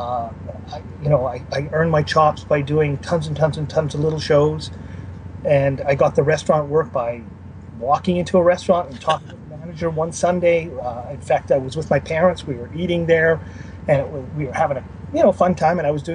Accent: Canada; also born or lived in Winnipeg, Manitoba; I'm Canadian

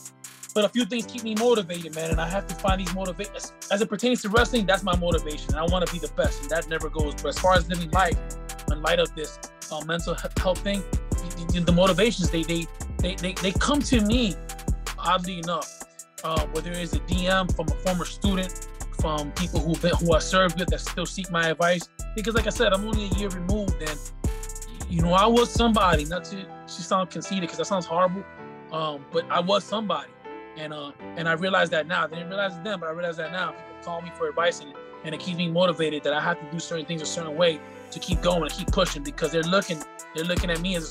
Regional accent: San Antonio, Texas, United States; You know, I came from San Antonio, had nowhere to train during the pandemic

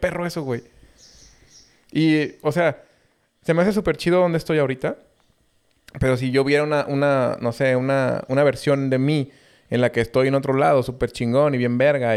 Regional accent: Mexico; Como mexicanos

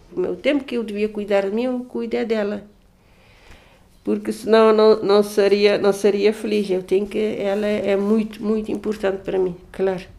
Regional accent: Cape Verde; sou de Cabo Verde

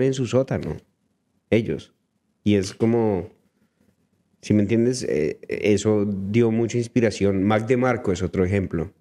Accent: Colombia; now in Vancouver, Canada; yo soy colombiano

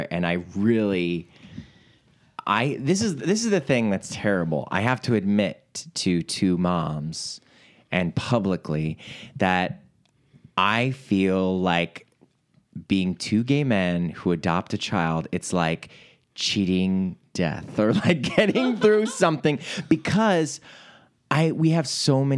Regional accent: Ohio, United States; also born or lived in New York City; now in Los Angeles, United States; our home states of Ohio, where I'm from

